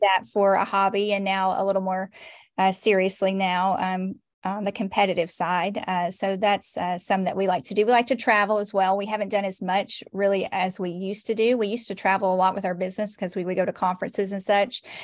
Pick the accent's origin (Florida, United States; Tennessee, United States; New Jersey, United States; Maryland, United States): Tennessee, United States; Nashville; moved away as an adult; also born or lived in Cheatham County / Robertson County / Sumner County; now in Portland, Tennessee, United States; I was born and raised in Nashville